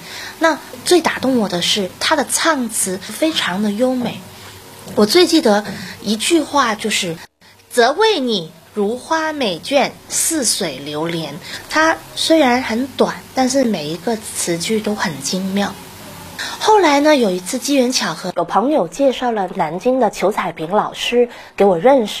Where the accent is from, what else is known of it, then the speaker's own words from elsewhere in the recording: Macau; 我是澳门人，